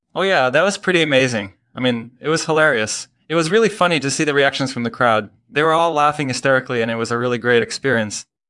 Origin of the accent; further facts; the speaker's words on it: Belgium; I grew up in Belgium